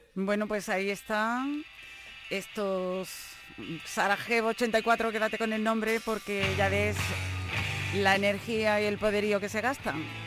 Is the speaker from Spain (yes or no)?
yes; Granada, Andalusia, Spain; nuestra tierra, desde Granada